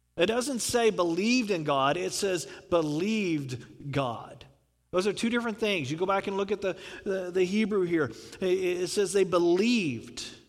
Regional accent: the South, United States; I'm from the South

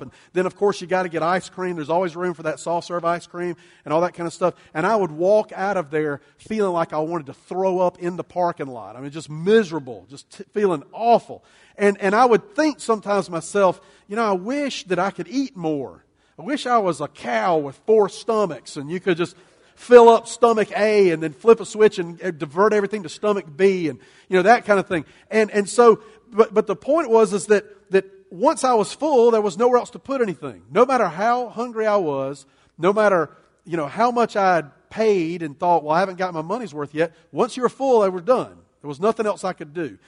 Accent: United States; we as American Christians, American followers of Jesus, American church people

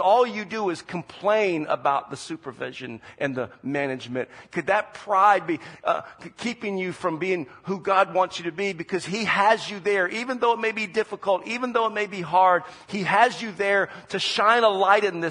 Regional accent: Charleston, South Carolina, United States; moved away as an adult; also born or lived in Omaha, Nebraska; now in San Jose, United States; we're originally from Charleston, South Carolina, and that's where we spent most of our life, except for a little bit of time in Omaha, Nebraska

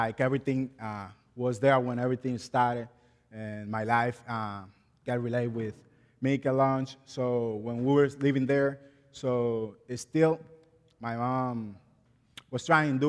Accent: Guerra, Distrito Nacional, Dominican Republic; English is a second language; moved away; also born or lived in La Romana, Dominican Republic; I was born and raised in Dominican Republic

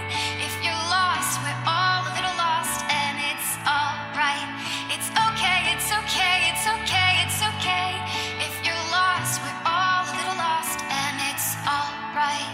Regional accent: Zanesville, Ohio, United States; I'm from Zanesville, Ohio.

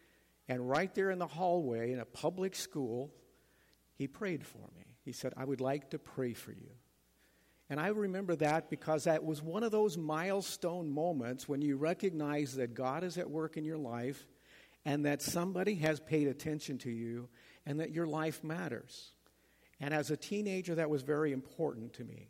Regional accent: Ulysses, Kansas, United States; moved away; I come from Ulysses, Kansas.

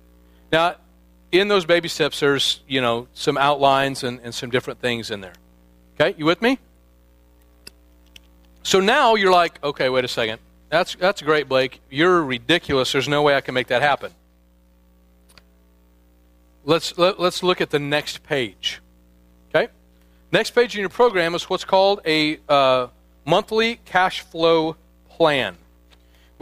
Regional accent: Midwest, United States; now in Northern California, United States; I'm from the Midwest

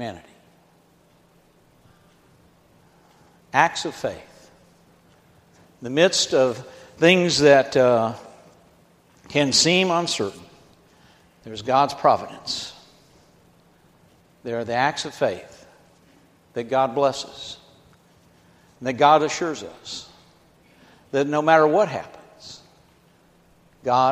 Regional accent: Georgia, United States; I'm from Georgia

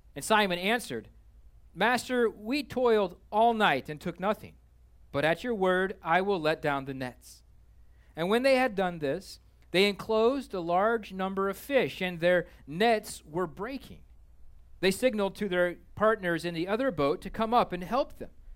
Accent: Kansas, United States; I'm a landlubber from Kansas

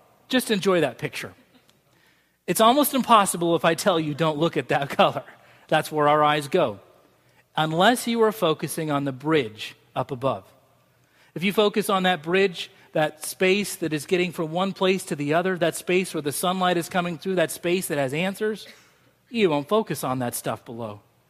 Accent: Scotland, United Kingdom; That's just the way I'm wired. Maybe it's because I'm Scottish.

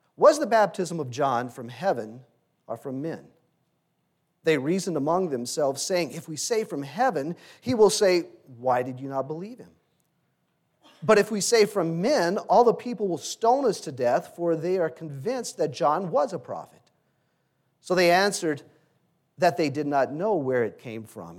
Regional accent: Louisiana, United States; Growing up in Louisiana, in high school

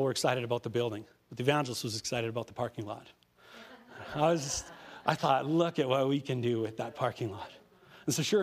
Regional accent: Prince Albert, Saskatchewan, Canada; moved away as an adult; now in Saskatoon, Canada; I come from Prince Albert, Saskatchewan. I've lived in Saskatoon the last 30 years. But I come from Prince Albert, Saskatchewan.

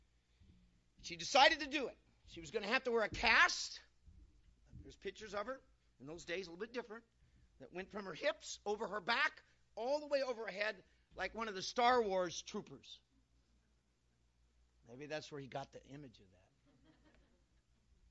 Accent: California, United States; I'm from California.

